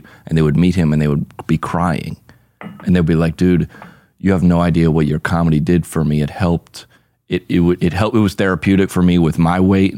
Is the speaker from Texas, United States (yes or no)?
no; Atlanta, Georgia, United States; I grew up in Atlanta, Georgia.